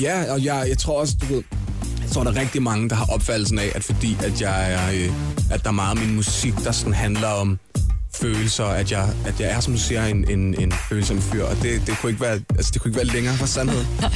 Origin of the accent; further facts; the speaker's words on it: Vestegnen, Capital Region of Denmark, Denmark; der, hvor jeg kommer fra, som er Vestegnen